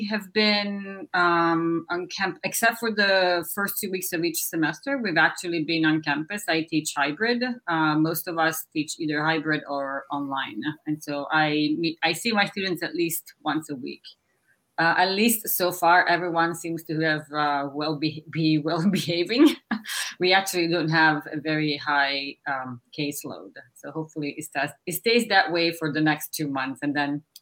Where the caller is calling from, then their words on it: Minnesota, United States; I'm, I'm coming from Minnesota as well, but unlike Eric, I was in a big city. I live in a very small town in rural Minnesota